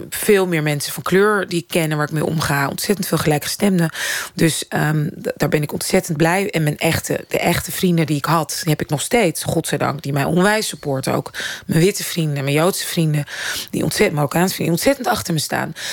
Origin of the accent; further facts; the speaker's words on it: Netherlands; als Nederlandse vrouw... die al inderdaad in de media ook af en toe werkzaam is... en theater maakt